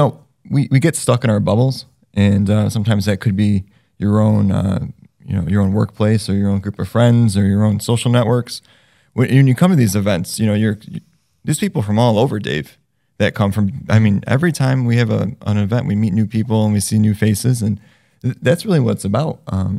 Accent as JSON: {"language": "English", "region": "New York", "country": "United States", "moved": "yes", "lives_now": "North Central Massachusetts, United States", "said": "You know, I'm an outsider to North Central. I come from New York"}